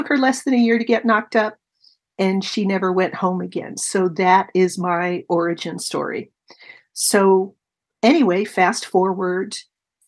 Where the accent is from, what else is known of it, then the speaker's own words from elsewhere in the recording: Oakland, California, United States; also born or lived in San Francisco, California / Berkeley, California / Albany, California; I was born in San Francisco, pretty much raised in the East Bay, West Berkeley, Albany High School, Oakland